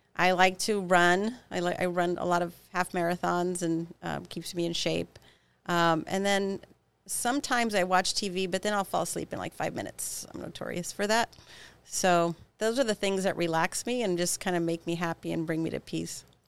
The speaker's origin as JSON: {"language": "English", "town": "Pico Rivera", "region": "California", "country": "United States", "tie": "born or raised there", "also_born_or_lived": "Santa Cruz, California", "said": "as a child, I grew up in Pico Rivera, California, a little suburb of, of Los Angeles"}